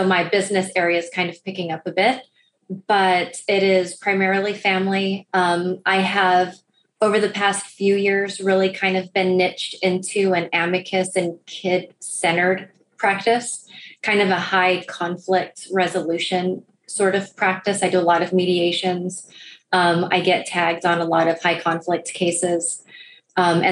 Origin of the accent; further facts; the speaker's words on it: Rio Grande Valley, Texas, United States; moved away as an adult; also born or lived in Northeast United States; now in Houston, United States; I grew up down in the Rio Grande Valley.